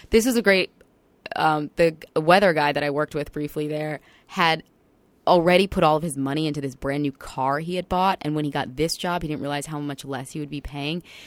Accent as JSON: {"language": "English", "area": "Long Island", "region": "New York", "country": "United States", "tie": "born or raised there", "moved": "as an adult", "said": "I came home to Long Island, which is my hometown."}